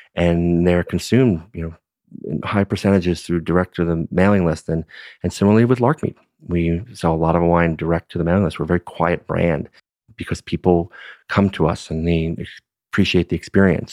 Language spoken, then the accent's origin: English; New York City, New York, United States; now in Napa Valley, United States; Born and raised in Brooklyn